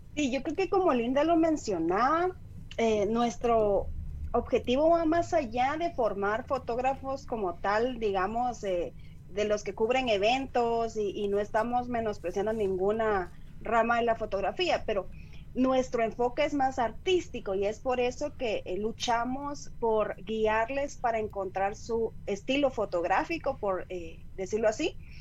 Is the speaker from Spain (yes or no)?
no; Guatemala